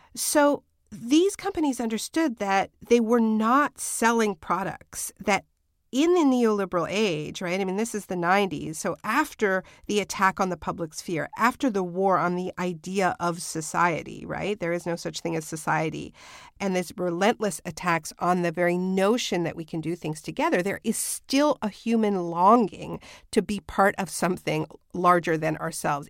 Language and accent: English; Quebec, Canada; I was born in New France, you know, that was the original name for Quebec